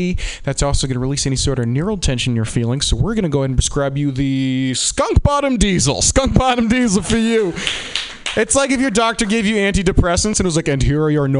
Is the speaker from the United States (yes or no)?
yes; Boston, Massachusetts, United States; So yeah, hi there. I'm from Boston.